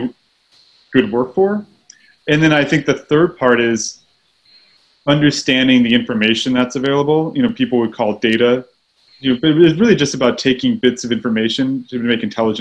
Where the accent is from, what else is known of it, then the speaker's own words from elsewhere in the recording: Texas, United States; I grew up in Texas